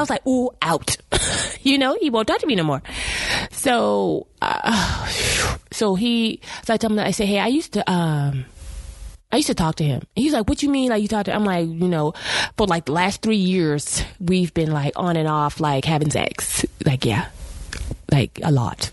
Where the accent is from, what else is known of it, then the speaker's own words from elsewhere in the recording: South Carolina, United States; we're both from South Carolina